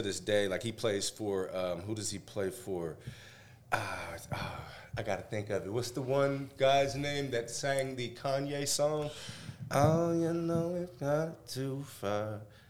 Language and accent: English; Fort Lewis, Washington, United States; I'm from here. I was born on the base.